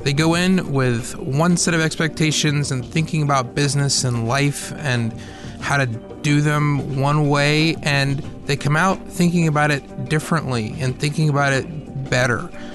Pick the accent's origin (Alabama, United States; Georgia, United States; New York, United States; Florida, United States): Georgia, United States; Atlanta; I grew up in Atlanta.